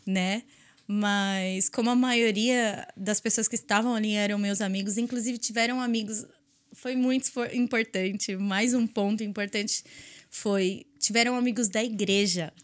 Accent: São Paulo, Brazil; moved away as an adult; now in Dublin, Ireland; eu sou de São Paulo

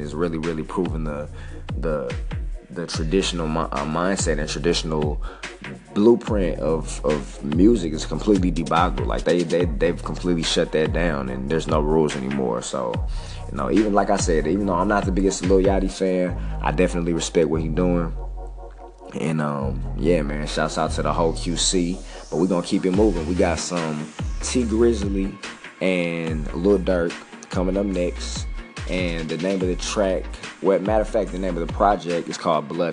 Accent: St. Louis, Missouri, United States; I'm from St. Louis

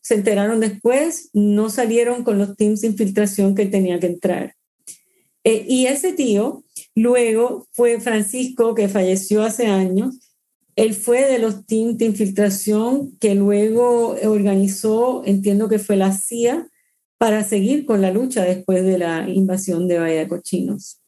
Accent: Mayagüez, Puerto Rico; moved away as an adult; also born or lived in Cuba / Miami / Washington; desde los ocho a los diecisiete, eh, crecí en Mayagüez, Puerto Rico, donde no había cubanos

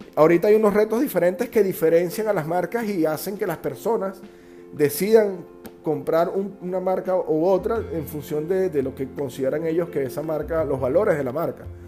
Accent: Margarita Island, Nueva Esparta, Venezuela; also born or lived in Caracas; yo soy caraqueño, nací en Caracas a muy temprana edad, a los tres años mis padres deciden mudarse a Margarita

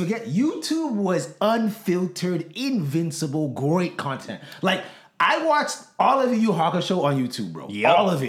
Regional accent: Boston, Massachusetts, United States; also born or lived in Brockton, Massachusetts; now in Easton, United States; We grew up in Boston, pretty much. And then we moved to Boston.

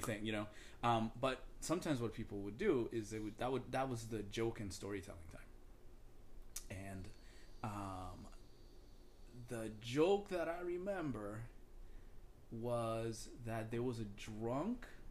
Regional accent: Dominican Republic; I'm from the Dominican Republic

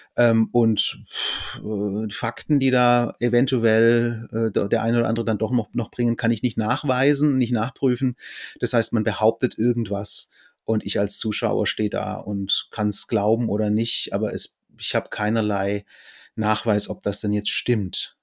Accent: Fellbach, Baden-Württemberg, Germany; moved away; also born or lived in Gießen; bei uns, wo ich herkomme, Fellbach war so ein Hotspot

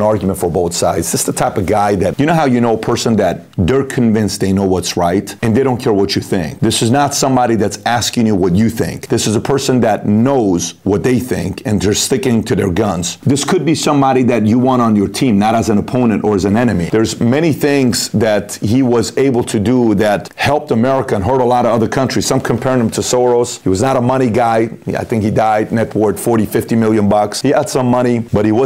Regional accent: Iran; I'm from Iran.

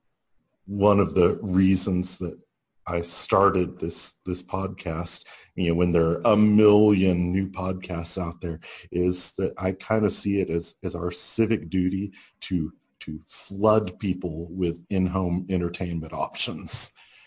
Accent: Huntsville, Alabama, United States; I grew up in Huntsville, Alabama, which is a big space town.

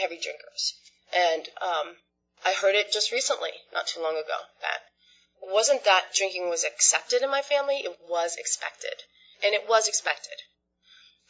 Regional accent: Sag Harbor, New York, United States; I grew up on Long Island in a town called Sag Harbor

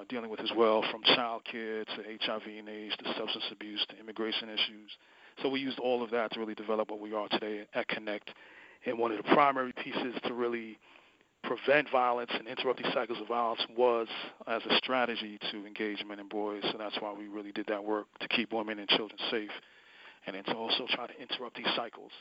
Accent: New York City, New York, United States; I was born in New York City. I have, you know, family from the West Indies and Caribbean. But, you know, so there's a lot of values just from and experiences just from, you know, being raised in New York City

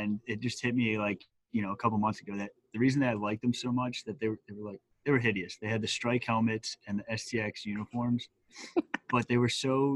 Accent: Horsham, Pennsylvania, United States; I'm from Horsham, PA. Right outside of Philly

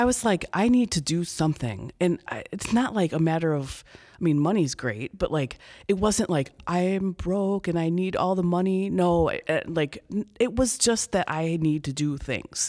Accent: Chicago, Illinois, United States; moved away as an adult; also born or lived in Iowa / Bloomington, Illinois; I'm from the Chicago area originally

